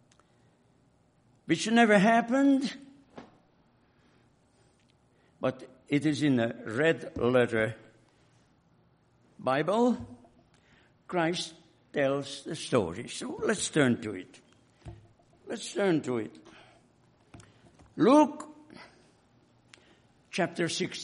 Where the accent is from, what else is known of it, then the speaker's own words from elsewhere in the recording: Hungary; moved away; In my home country, in Hungary